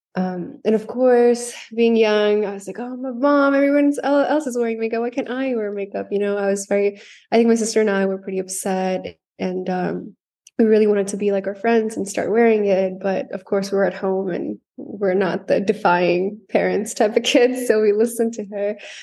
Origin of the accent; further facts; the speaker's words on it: Canada; moved away as an adult; also born or lived in South India / Alberta, Canada; now in Los Angeles, United States; I was born in India, in South India. I grew up there till I was ten years old. And then I, my family and I moved to Canada, where I spent most of my life there